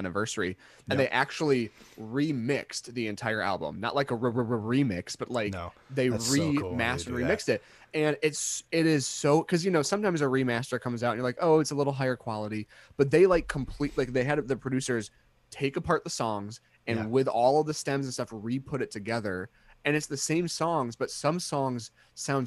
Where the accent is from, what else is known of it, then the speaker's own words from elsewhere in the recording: Midwest, United States; We're American